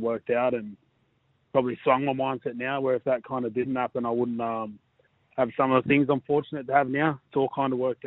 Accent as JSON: {"language": "English", "town": "Blacktown", "region": "New South Wales", "country": "Australia", "tie": "born or raised there", "lives_now": "Manly, Australia", "said": "I was born and raised out there"}